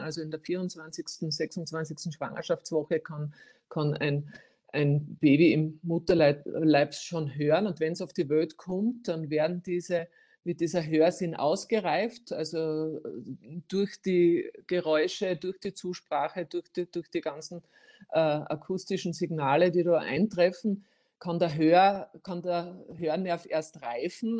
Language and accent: German; Styria, Austria; bei uns in der Steiermark